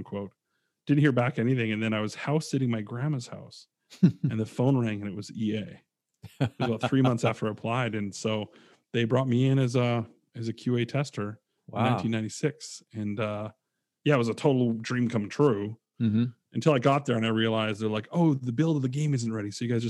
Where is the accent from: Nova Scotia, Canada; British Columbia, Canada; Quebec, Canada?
British Columbia, Canada; Abbotsford; moved away as an adult; also born or lived in Vancouver; now in Chicago, United States; in my hometown. I'm from Abbotsford, BC, Canada.